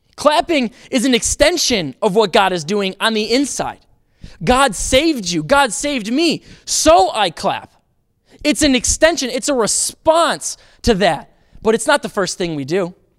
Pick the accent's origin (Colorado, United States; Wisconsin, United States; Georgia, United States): Wisconsin, United States; Racine; moved away; I grew up in Racine, Wisconsin.